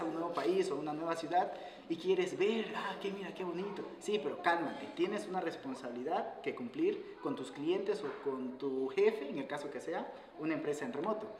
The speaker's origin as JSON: {"language": "Spanish", "town": "Guayaquil", "region": "Guayas", "country": "Ecuador", "also_born_or_lived": "Quito", "moved": "as an adult", "said": "soy ecuatoriano. Me fui a Quito, soy de Guayaquil"}